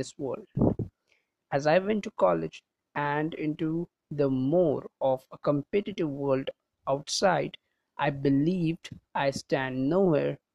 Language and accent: English; India; I am from India